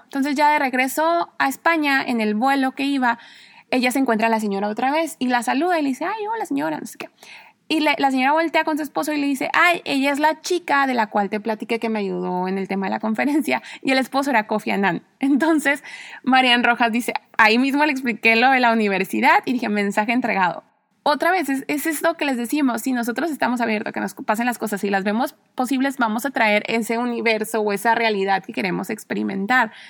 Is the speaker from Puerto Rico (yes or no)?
no; Mexico; moved away as an adult; also born or lived in Spain / Mexico City / Cuernavaca; soy mexicana